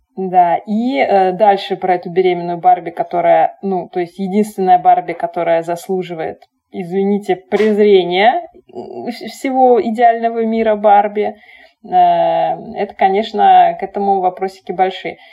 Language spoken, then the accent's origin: Russian; Saint Petersburg, Russia; мы росли, значит, в Питере, там, родились в Советском Союзе